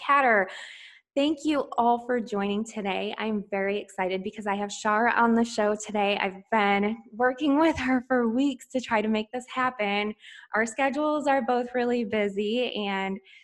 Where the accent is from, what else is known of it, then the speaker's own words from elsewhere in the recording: Michigan, United States; I grew up in Michigan, so we were neighbors to Canada